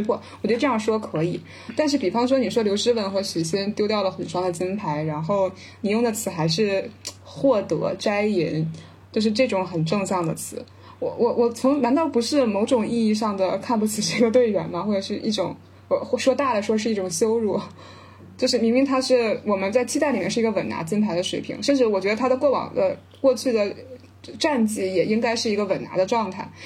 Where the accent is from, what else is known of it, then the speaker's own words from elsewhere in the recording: Tianjin, China; 我是天津人，然后我们就是天津的女排